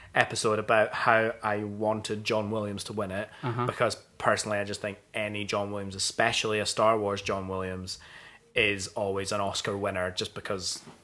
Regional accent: Scot, Scotland, United Kingdom; As a Scot, I love Sean Connery.

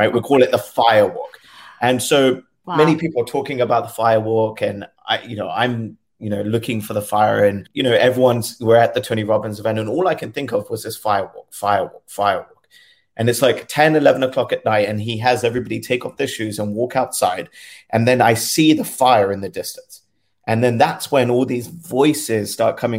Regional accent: London, United Kingdom; I was born and raised in London. My family lived in South Kensington.

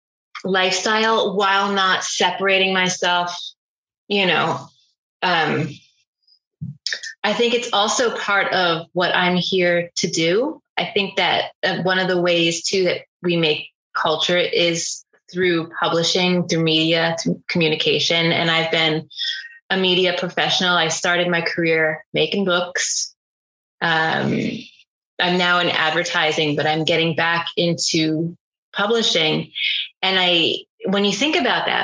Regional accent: Northern New Jersey, United States; from my natal culture growing up in Northern New Jersey, you know, blue collar culture

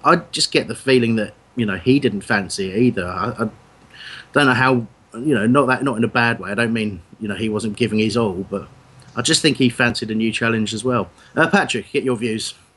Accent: Crawley, South East England, United Kingdom; I'm you know from Crawley myself

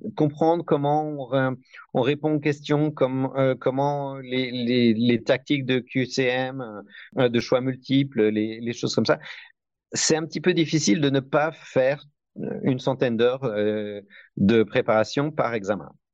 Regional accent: Besançon, Bourgogne-Franche-Comté, France; moved away as an adult; also born or lived in Paris, France; now in United States; j'ai grandi à Besançon

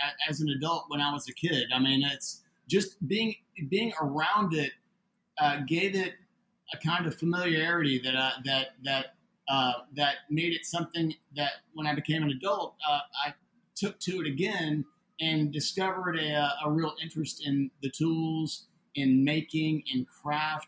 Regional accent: Atlanta, Georgia, United States; moved away as an adult; now in Austin, United States; I'm originally from Atlanta, Georgia. I moved to Austin back in the 80s.

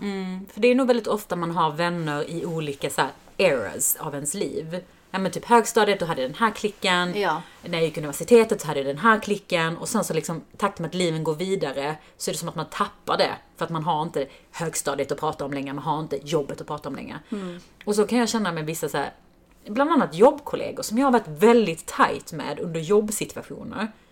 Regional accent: Helsingborg, Skåne, Sweden; I Helsingborg där vi växte upp

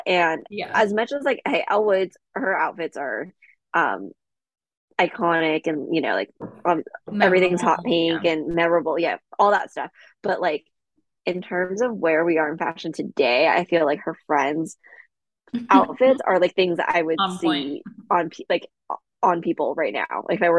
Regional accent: Bel Air, California, United States; Yeah, I'm from Bel Air.

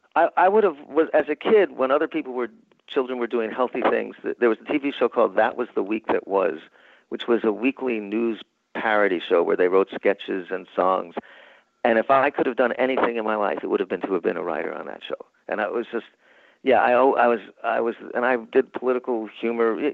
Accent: New York, United States; I'm from New York.

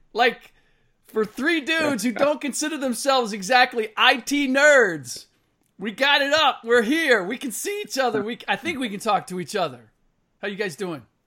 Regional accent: Cincinnati, Ohio, United States; I'm from the Natty

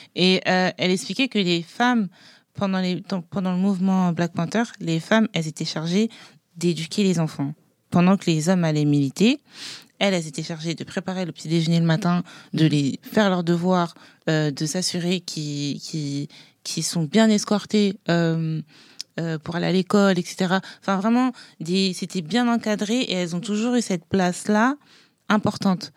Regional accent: France; also born or lived in Haiti; je suis française et haïtienne.

